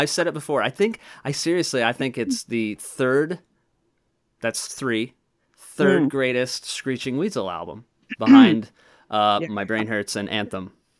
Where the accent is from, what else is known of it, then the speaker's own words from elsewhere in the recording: Wisconsin, United States; I am from Wisconsin